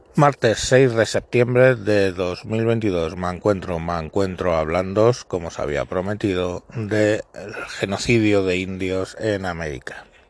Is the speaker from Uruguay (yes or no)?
no; Spain; los españoles